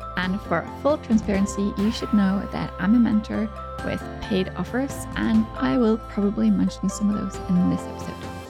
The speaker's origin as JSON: {"language": "English", "country": "Norway", "tie": "born or raised there", "said": "right here in my hometown"}